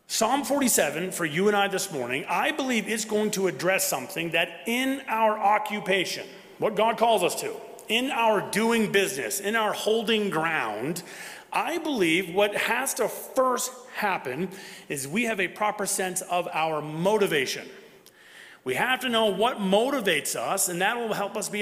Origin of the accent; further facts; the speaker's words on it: Bangor, Maine, United States; I went back home to Bangor, Maine